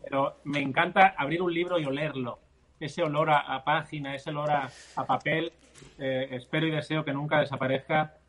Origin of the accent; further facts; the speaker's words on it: Barcelona, Catalonia, Spain; mis padres son andaluces, pero es que yo nací en la otra punta de España, yo nací en Barcelona, en Cataluña